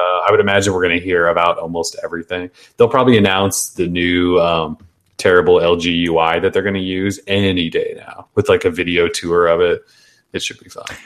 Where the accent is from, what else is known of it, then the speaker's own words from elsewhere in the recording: United States; we're American